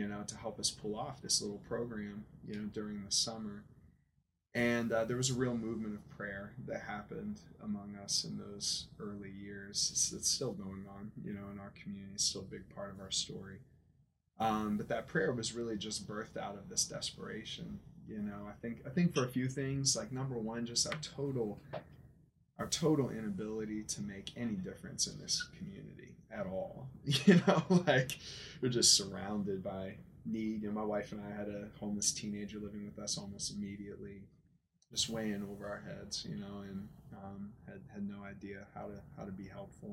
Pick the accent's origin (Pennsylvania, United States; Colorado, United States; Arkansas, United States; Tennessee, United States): Pennsylvania, United States; Aliquippa; also born or lived in Georgia; I'm originally from Pennsylvania, from Aliquippa, that old steel town outside of Pittsburgh